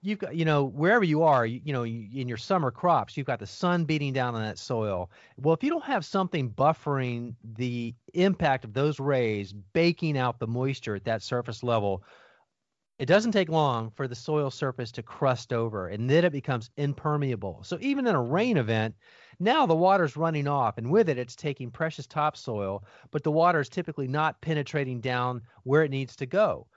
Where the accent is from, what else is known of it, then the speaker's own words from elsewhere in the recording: Miami, Florida, United States; I grew up in Miami, Florida, youngest of four boys